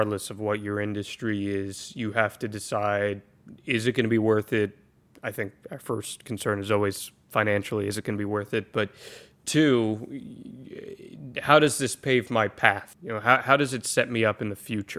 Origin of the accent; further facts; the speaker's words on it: United States; now in Florida, United States; I'm originally from the Jersey, New York City area